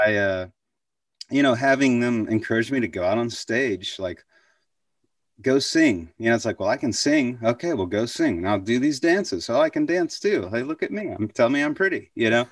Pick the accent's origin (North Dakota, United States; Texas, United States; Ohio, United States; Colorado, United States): Texas, United States; Waco; also born or lived in Abilene, Texas; I was born in Abilene, but, uh, when we were two, it moved to, moved to, to Waco